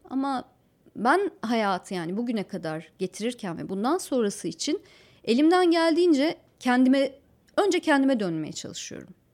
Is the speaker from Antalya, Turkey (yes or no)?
yes; Antalya, Turkey; moved away; also born or lived in Ankara; Antalya'nın kale içi yıllardır belli bir takım dokusunu koruyan bir yer. Şimdilerde daha da korumaya alındı. orada ahşap iki katlı, üç katlı yapılar vardır. Çocukluğum mesela onların içinde geçti